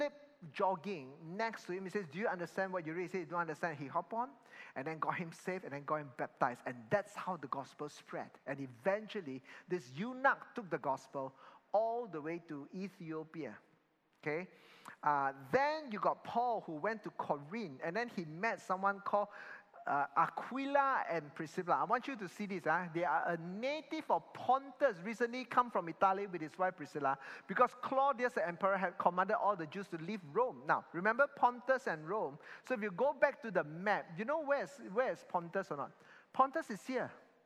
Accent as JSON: {"language": "English", "country": "Malaysia", "said": "I'm Chinese and then I'm in Malaysia. So now I'm Malaysian Chinese"}